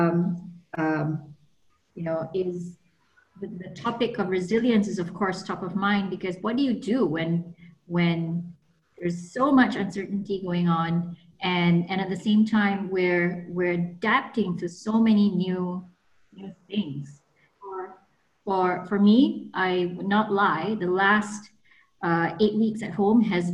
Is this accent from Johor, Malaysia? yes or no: no; Kuala Lumpur, Malaysia; moved away as an adult; also born or lived in New York, United States; I'm like from Taman Tun originally